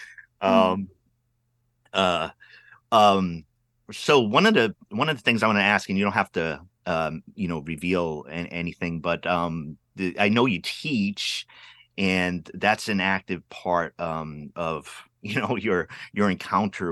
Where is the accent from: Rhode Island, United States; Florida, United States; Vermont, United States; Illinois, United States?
Rhode Island, United States; Pawtucket; I grew up city kid in Rhode Island